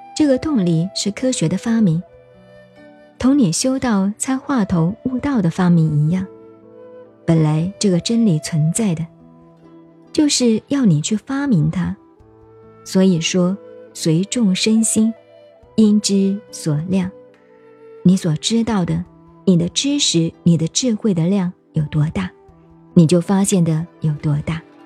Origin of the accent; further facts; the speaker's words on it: China; 我们中国人